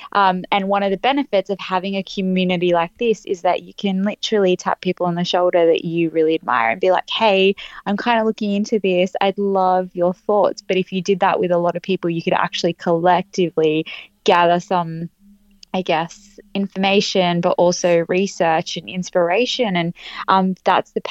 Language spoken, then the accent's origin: English; Australia; I'm from Australia